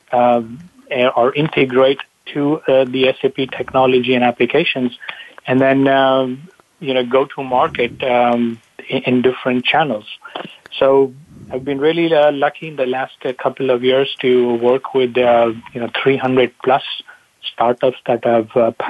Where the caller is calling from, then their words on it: California, United States; Bonnie, I'm in a uh, sunny Bay Area, uh, Silicon Valley.